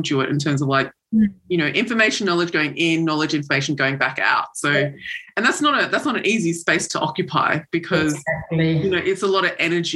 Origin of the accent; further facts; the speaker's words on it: Australia; as a Pacific person growing up in Australia